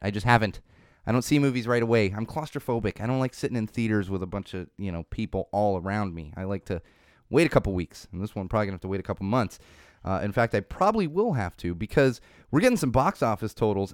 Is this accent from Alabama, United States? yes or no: no; Poway, California, United States; moved away; I'm from Poway